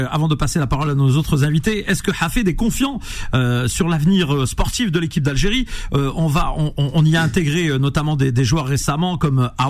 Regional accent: Nantes, Pays de la Loire, France; je suis nantais et je suis très heureux que Nantes soit resté en Ligue 1, monsieur.

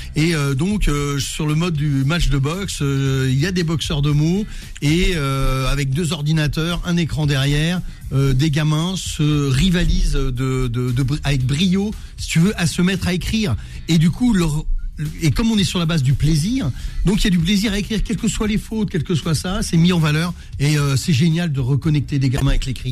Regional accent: Trappes, Île-de-France, France; Je suis issu de Trappes

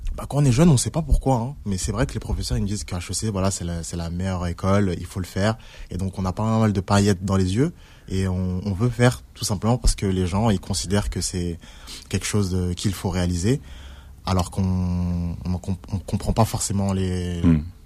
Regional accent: Villiers-le-Bel, Île-de-France, France; j'ai grandi à Villers-le-Bel

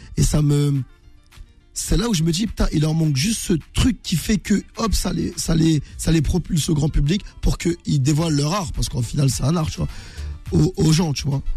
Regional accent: Meaux, Île-de-France, France; je suis originaire de Meaux, dans le 77

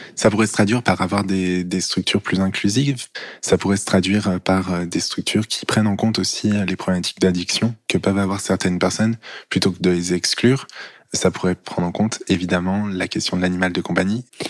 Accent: near Lyon, Auvergne-Rhône-Alpes, France; Je suis né à Lyon et puis je suis allé grandir à une demi-heure à peu près de la ville de Lyon

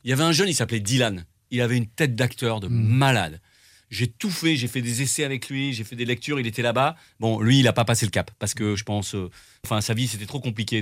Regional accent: Drôme, Auvergne-Rhône-Alpes, France; also born or lived in Lyon; je suis lyonnais et grandi dans la Drôme, donc moi je viens de l'Est

